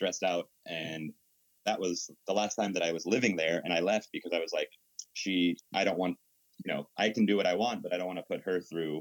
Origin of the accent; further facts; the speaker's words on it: Portland, United States; I grew up in Portland